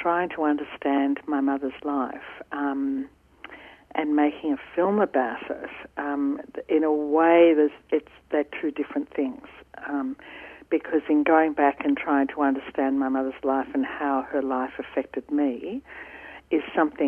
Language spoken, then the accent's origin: English; Ringwood, Victoria, Australia; growing up in Ringwood on my father's hop research station